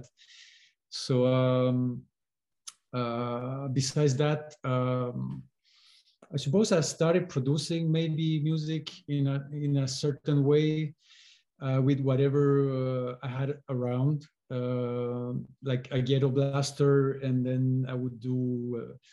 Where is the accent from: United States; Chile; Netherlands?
Chile; I was born in Chile, and culturally speaking, folk music was very present